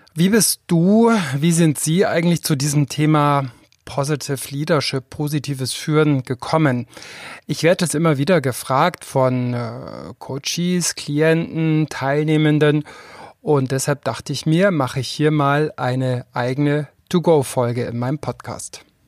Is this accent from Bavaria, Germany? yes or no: yes; Füssen, Bavaria, Germany; Ich komme aus Füssen, ich komme aus einer Arztfamilie. Und wenn man in so einer Kleinstadt aufwächst